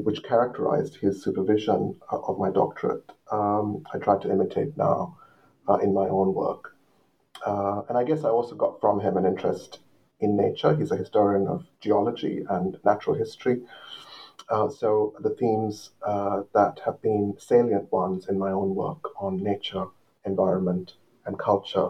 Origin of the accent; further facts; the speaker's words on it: Colombo, Western Province, Sri Lanka; moved away; I grew up in Colombo on the coast of Sri Lanka, facing the Indian Ocean, very close to the sea, in fact